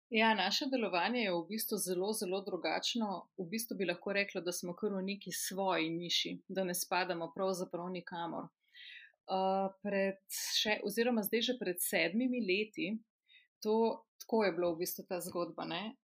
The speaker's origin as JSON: {"language": "Slovenian", "area": "a village near Krško", "region": "Lower Sava", "country": "Slovenia", "said": "Jaz sem iz ene zelo mehke vasice pri Krškem"}